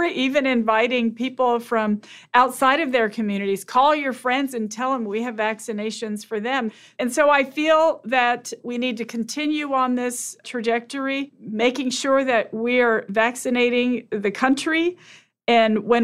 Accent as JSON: {"language": "English", "area": "Laguna Pueblo", "region": "New Mexico", "country": "United States", "said": "I'm from Laguna Pueblo"}